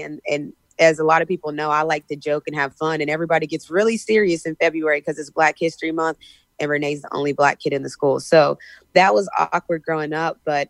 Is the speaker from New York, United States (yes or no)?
no; West Virginia, United States; growing up in West Virginia, it wasn't uncommon to be the only black kid in the class or the only black kid in the school.